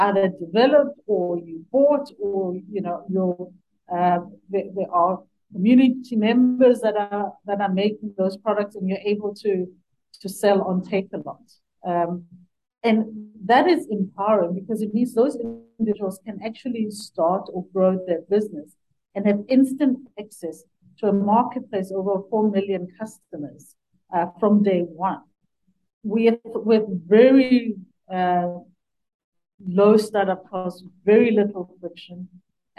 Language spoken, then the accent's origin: English; Sekhukhuneland, Limpopo, South Africa; moved away; I grew up in Sekhukhuniland. So my parents are still there